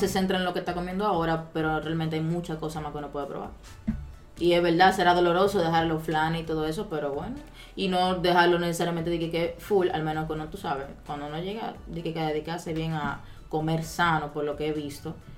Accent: Dominican Republic; somos nosotros, los dominicanos

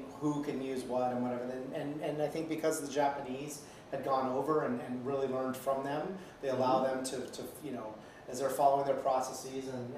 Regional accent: England, United Kingdom; I'm English

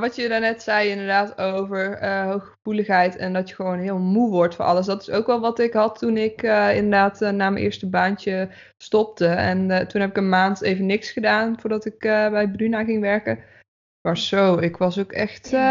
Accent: Breda, North Brabant, Netherlands; moved away as an adult; also born or lived in Zeist / Utrecht; now in Houten, Netherlands; ik ben opgegroeid in Breda. Daar heb ik tot mijn achttiende gewoond.

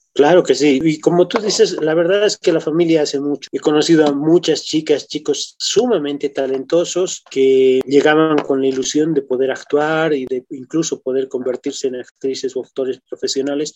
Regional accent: La Paz, Bolivia; muestra lo que somos como bolivianos, nuestra esencia, no solamente como bolivianos, desde la zona donde vivimos, la ciudad donde vivimos, nos muestra como paseños

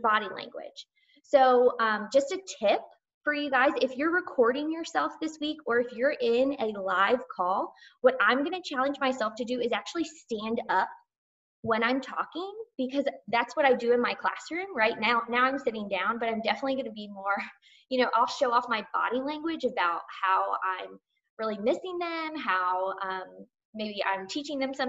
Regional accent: Georgia, United States; accent: Southern; I'm from Georgia

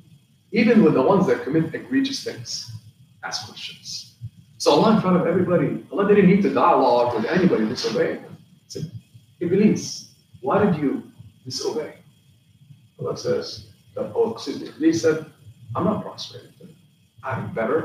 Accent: Palestine; moved away; I come from Palestine

